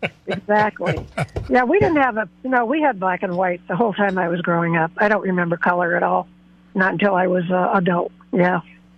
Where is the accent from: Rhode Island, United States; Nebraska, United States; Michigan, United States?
Michigan, United States; Detroit; now in Los Osos, United States; So I grew up in Detroit